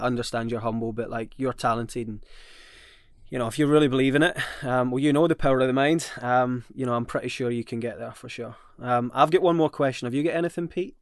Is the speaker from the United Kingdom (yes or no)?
yes; Scotland, United Kingdom; I'm Scottish